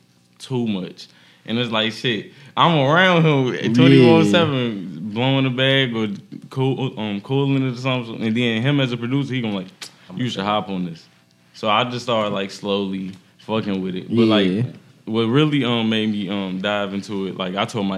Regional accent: Gary, Indiana, United States; I'm from Gary, Indiana

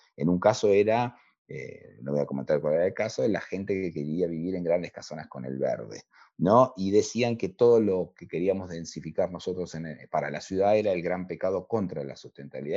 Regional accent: La Plata, Buenos Aires Province, Argentina; para los platenses la ciudad es, esa ciudad fundacional de ese plano modélico, es parte de nuestro ADN

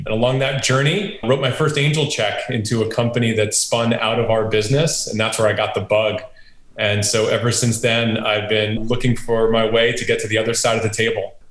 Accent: Monroe, New York, United States; I grew up in a little town called Monroe in upstate New York

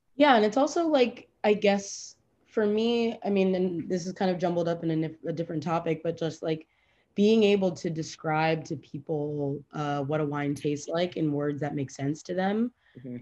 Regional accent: Fort Lauderdale, Florida, United States; moved away as an adult; also born or lived in New York City; now in Miami, United States; I grew up in Fort Lauderdale, um, like in the suburbs of Fort Lauderdale

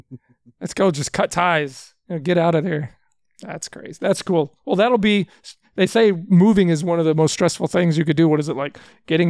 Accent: Houston, Texas, United States; I was born in Houston, so I grew up in Texas

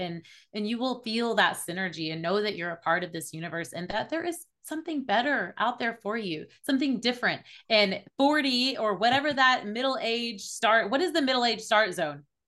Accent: Oklahoma City, Oklahoma, United States; I was born in Oklahoma City. I'm in the Bible Belt of the United States

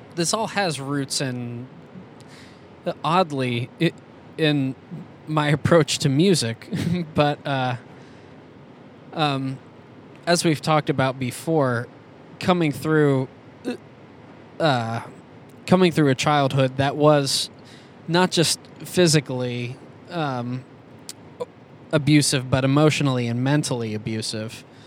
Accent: Schenectady, New York, United States; I was born in Schenectady, New York, in okay. 1985

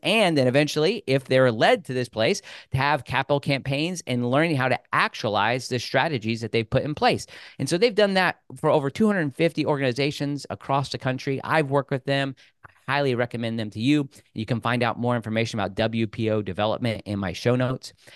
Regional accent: Rushville, Indiana, United States; also born or lived in Bloomington, Indiana; I was born in Rushville

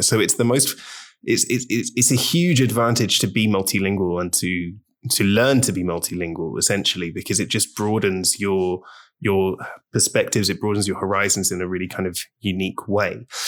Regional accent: London, United Kingdom; moved away as an adult; now in Barcelona, Spain; so I grew up in London, in the U K

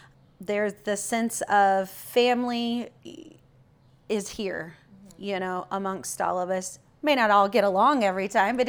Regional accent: Missouri, United States; I'm from a little town in Missouri, you know.

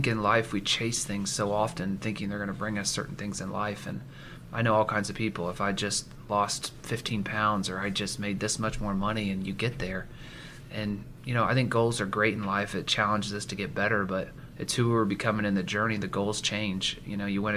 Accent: Marion, Indiana, United States; also born or lived in Seattle, Washington; I was born and raised in Marion, Indiana.

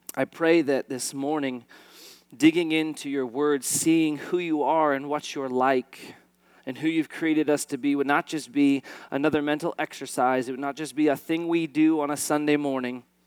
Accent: East Valley, Arizona, United States; I'm an Arizona native, uh, born and raised in the East Valley

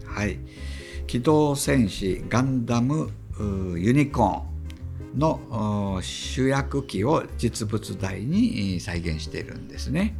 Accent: Kansai, Japan; moved away as an adult; now in Tokyo, Japan; 私は、まあ、関西出身

